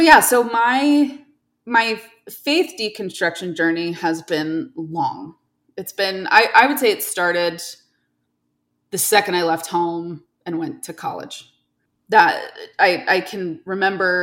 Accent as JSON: {"language": "English", "region": "New York", "country": "United States", "tie": "born or raised there", "moved": "as an adult", "lives_now": "Salt Lake City, United States", "said": "I grew up in New York State"}